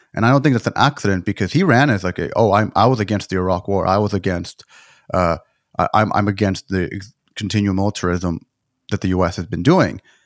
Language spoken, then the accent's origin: English; Texas, United States; I grew up in Texas